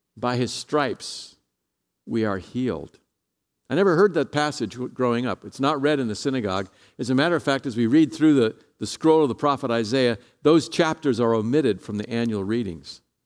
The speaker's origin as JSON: {"language": "English", "town": "San Jose", "region": "California", "country": "United States", "said": "I'm from San Jose"}